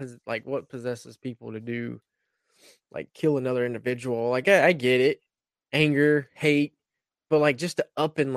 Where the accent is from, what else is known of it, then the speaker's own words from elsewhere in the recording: Bonifay, Florida, United States; moved away as an adult; Bonifay, Florida